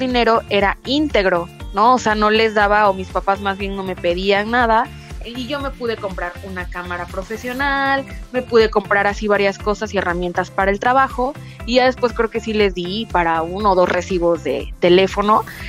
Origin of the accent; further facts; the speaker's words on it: Poza Rica, Veracruz, Mexico; now in Mexico City, Mexico; la casa de mis papás allá en Poza